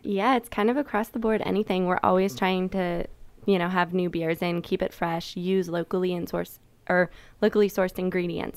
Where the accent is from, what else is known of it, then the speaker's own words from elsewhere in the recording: Rockville, Maryland, United States; I'm from Rockville